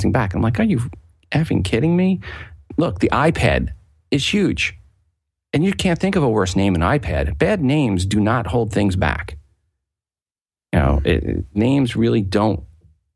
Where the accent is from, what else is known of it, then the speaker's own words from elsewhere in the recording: Long Island, New York, United States; now in Kansas City, United States; I grew up in Long Island